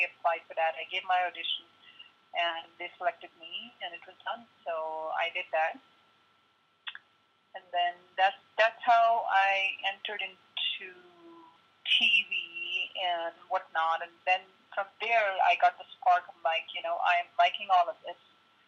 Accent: New Delhi, Delhi, India; born there; I was born in New Delhi. Like a very typical Indian family, my dad wanted me to be a doctor

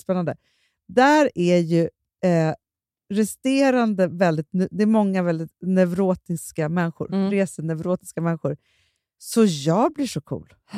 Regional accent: Stockholm, Stockholm County, Sweden; vi är uppvuxna i Stockholm

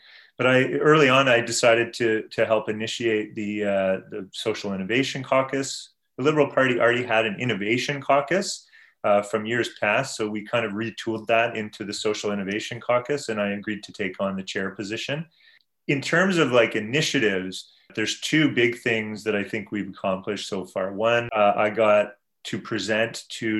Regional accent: Brampton, Ontario, Canada; also born or lived in South Korea / London, United Kingdom; where I grew up in Brampton in Peel region

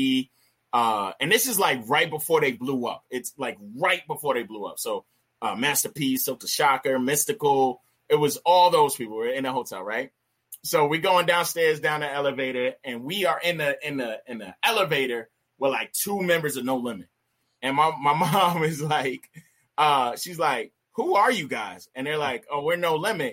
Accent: New York City, New York, United States; moved away; also born or lived in Poconos, Pennsylvania / Pittsburgh, Pennsylvania; I was born in the Bronx, New York

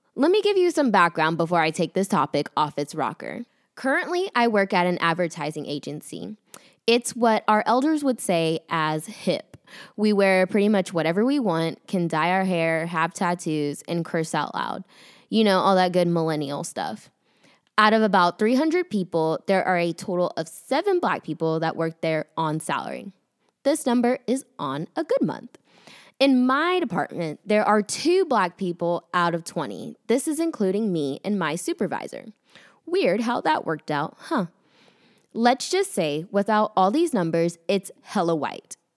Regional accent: Austin, Texas, United States; moved away as an adult; now in Dallas, United States; I'm from Austin

